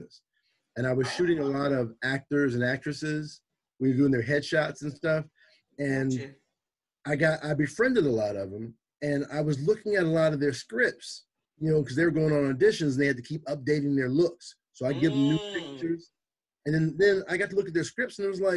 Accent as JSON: {"language": "English", "town": "Compton", "region": "California", "country": "United States", "tie": "born or raised there", "lives_now": "Long Beach, United States", "said": "I grew up in Compton"}